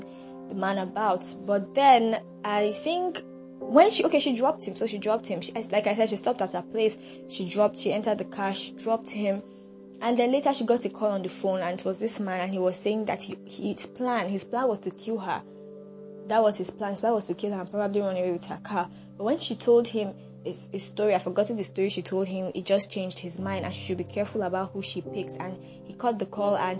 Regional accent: Nigeria

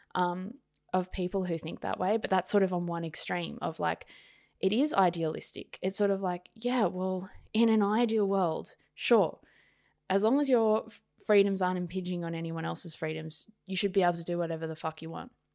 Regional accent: Sydney, New South Wales, Australia; also born or lived in Queensland / Wollongong; I was brought up in Sydney

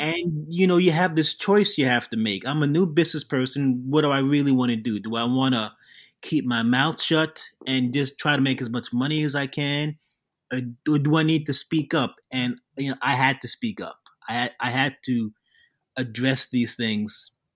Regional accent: New York City, New York, United States; I was born in Queens, even though my company is called Jack from Brooklyn

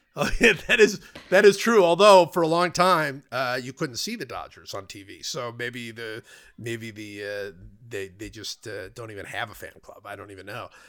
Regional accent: Cleveland, Ohio, United States; I was growing up in Cleveland

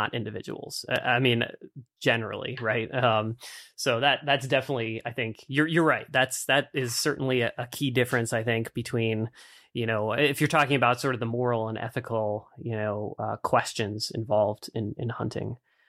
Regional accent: East Coast, United States; And, you know, growing up on the East Coast, I mean, I think like that certainly that same stereotype isn't applied to like biologists, right?

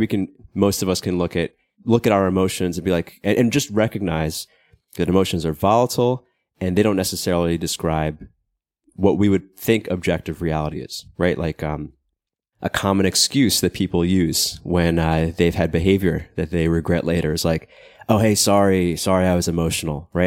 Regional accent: United States; moved away; I'm American, even though I don't live in America

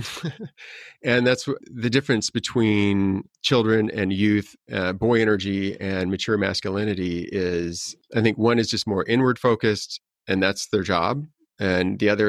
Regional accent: North Platte, Nebraska, United States; now in Los Angeles, United States; I was born in North Platte, Nebraska, where 80% of the people in that town were working on the railroad

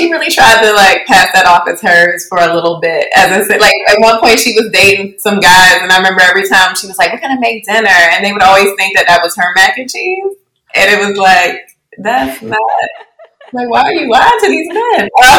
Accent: Baltimore, Maryland, United States; also born or lived in Essex, Maryland; Yeah, I grew up here in Baltimore, Maryland. And more specifically, I grew up splitting my time between the Northwood neighborhood of Baltimore City in Lock Raven, and also in the suburbs in Essex, Maryland.

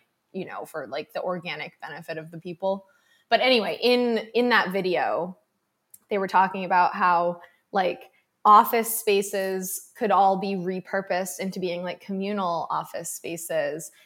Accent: Massachusetts, United States; I grew up in Massachusetts, like I grew up in like a coastal community

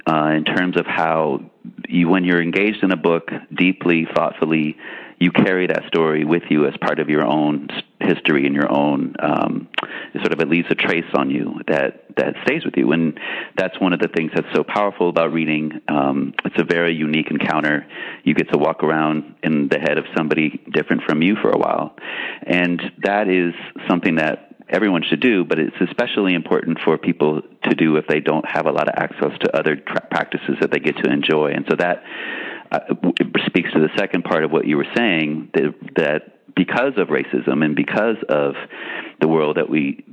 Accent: San Francisco, California, United States; I grew up in San Francisco

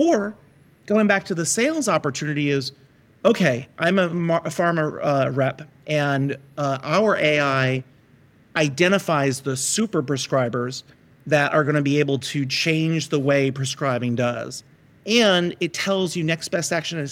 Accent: United States; we're American, we're capitalists.

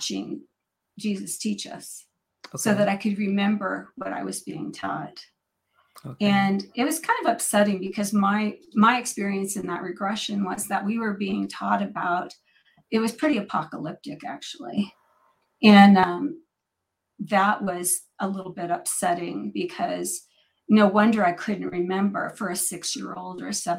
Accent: Northern California, United States; I'm born and raised in Northern California, about 3 hours from Mount Shasta

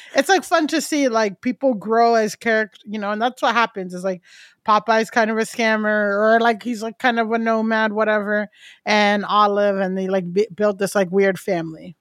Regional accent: Florida, United States; moved away as an adult; also born or lived in Europe; now in New York, United States; I grew up Buddhist in, so first I grew up Buddhist in Florida

